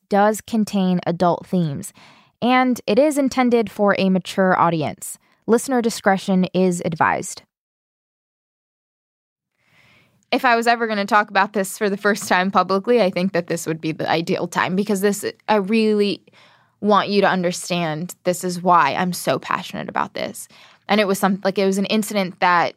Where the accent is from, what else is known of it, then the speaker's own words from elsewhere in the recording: United States; I'm from America.